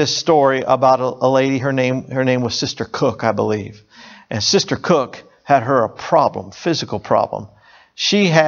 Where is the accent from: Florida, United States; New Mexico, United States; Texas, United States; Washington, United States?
Florida, United States; Hollywood; I grew up in South Florida, Hollywood, Florida